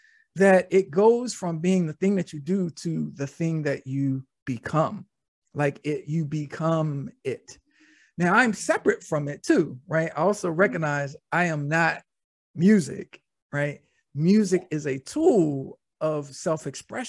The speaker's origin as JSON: {"language": "English", "town": "Norfolk", "region": "Virginia", "country": "United States", "tie": "born or raised there", "said": "I was born in Norfolk, Virginia"}